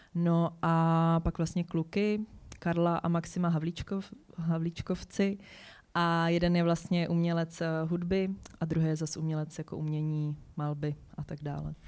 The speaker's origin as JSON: {"language": "Czech", "town": "Hradec Králové", "region": "Hradec Králové Region", "country": "Czechia", "said": "já jsem jako holka z Hradce Králové"}